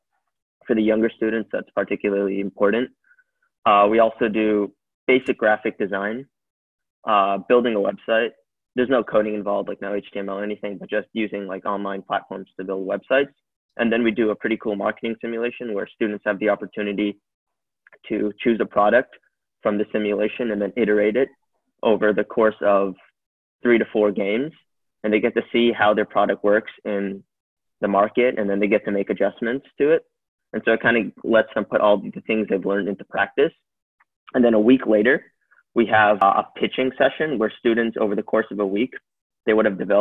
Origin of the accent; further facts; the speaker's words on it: California, United States; I'm from California in the United States, and I'm currently a high school student.